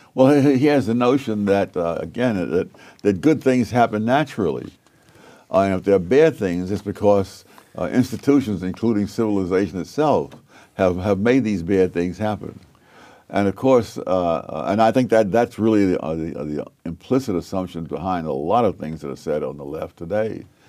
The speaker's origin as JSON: {"language": "English", "region": "New York", "country": "United States", "tie": "born or raised there"}